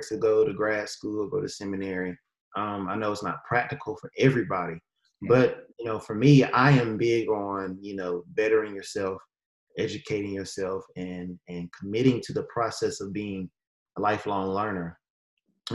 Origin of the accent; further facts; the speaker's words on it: Durham, North Carolina, United States; moved away as an adult; now in Cleveland County, United States; I am from North Carolina, born and raised, specifically Durham, North Carolina.